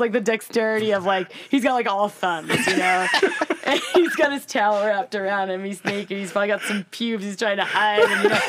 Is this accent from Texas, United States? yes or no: no; Framingham, Massachusetts, United States; also born or lived in Boston; now in Utah, United States; I grew up in Framingham.